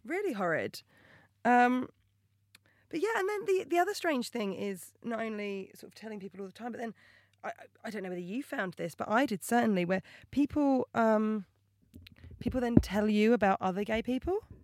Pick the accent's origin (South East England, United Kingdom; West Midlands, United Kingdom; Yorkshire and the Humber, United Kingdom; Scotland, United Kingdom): South East England, United Kingdom; Portsmouth; now in London, United Kingdom; I am a comedian. I am from Portsmouth originally